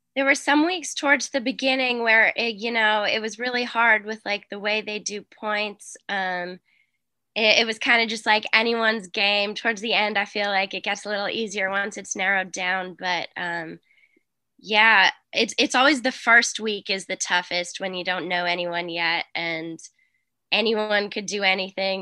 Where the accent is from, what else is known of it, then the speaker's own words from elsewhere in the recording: Boston, Massachusetts, United States; I'm from Boston